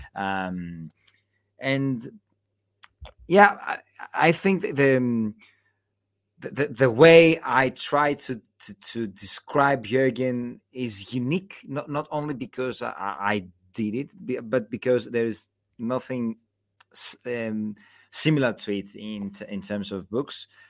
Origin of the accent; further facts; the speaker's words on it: Patras, Western Greece, Greece; now in Athens, Greece; I was born in Patras, uh, in, in, in the, the, the third most, you know, the third biggest city in, in, in, in, uh, in Greece, but I live in Athens